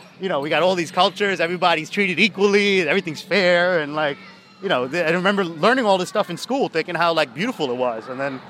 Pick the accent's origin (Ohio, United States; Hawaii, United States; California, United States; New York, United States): New York, United States; New York City; I'm born and raised in Forest. This is like the Forest Hills Rego Park border.